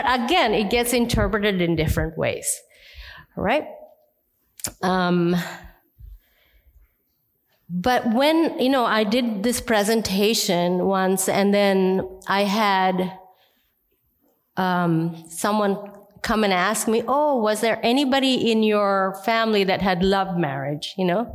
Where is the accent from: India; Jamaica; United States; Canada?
India; I'm Indian